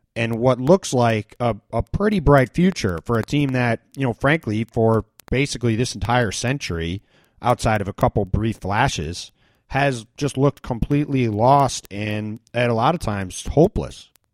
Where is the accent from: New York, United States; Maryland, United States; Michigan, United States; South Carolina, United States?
New York, United States; Randolph; I'm from a town called Randolph, New York, which is in uh, it's about an hour south of Buffalo, down near the border of New York and Pennsylvania. It's a little farm town